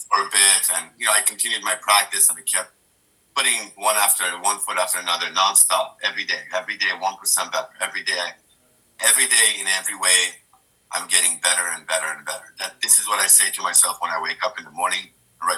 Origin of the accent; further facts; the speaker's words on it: Dubai, United Arab Emirates; I grew up in Dubai